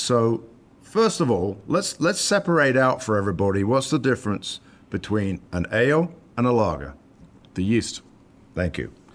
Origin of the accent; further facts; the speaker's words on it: United Kingdom; now in United States; back to the old country